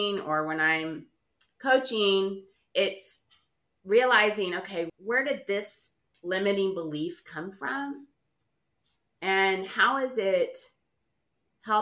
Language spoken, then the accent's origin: English; Houston, Texas, United States; I grew up in Houston